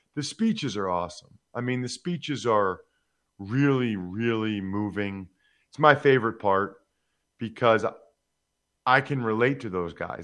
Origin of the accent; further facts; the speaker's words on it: Reading, Pennsylvania, United States; also born or lived in Harrisburg/Hershey, Pennsylvania; my hometown of Reading, Pennsylvania